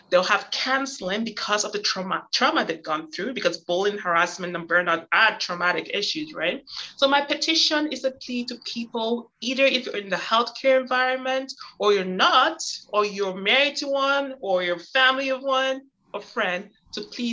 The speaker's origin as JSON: {"language": "English", "country": "Canada", "said": "I'm Canadian"}